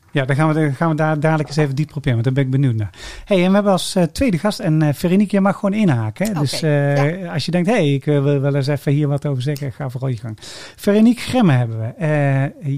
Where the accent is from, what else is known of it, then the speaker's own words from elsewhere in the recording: Sint-Oedenrode, North Brabant, Netherlands; ik kom hier uit Sint-Tuderode-Rooi